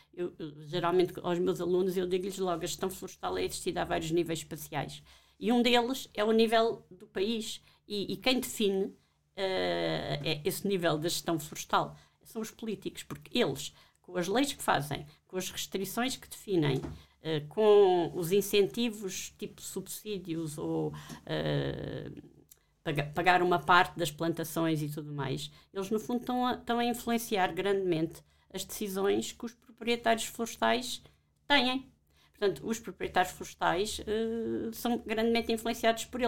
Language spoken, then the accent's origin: Portuguese; Alentejo, Portugal; moved away; Eu não sou de Lisboa, sou do Alentejo